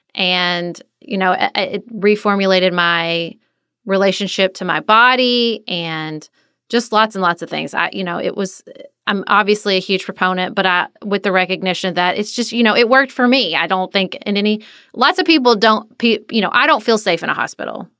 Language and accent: English; Paducah, Kentucky, United States; moved away as an adult; also born or lived in Washington, D.C.; I moved back to my hometown of Paducah